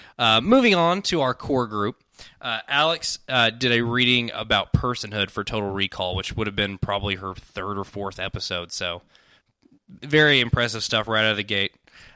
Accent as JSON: {"language": "English", "country": "United Kingdom", "said": "I am British."}